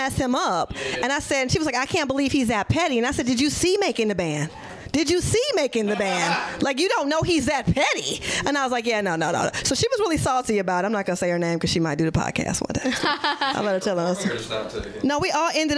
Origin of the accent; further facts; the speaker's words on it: Detroit, Michigan, United States; I'm from Detroit